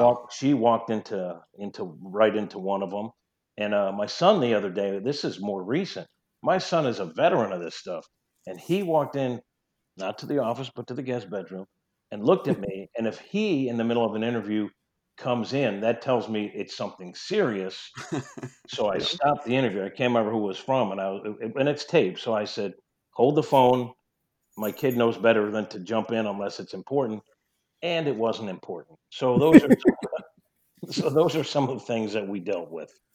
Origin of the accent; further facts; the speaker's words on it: New York, United States; accent: New York twang; moved away as an adult; now in St. Louis, United States; I'm a New Yorker. I still have a little New York twang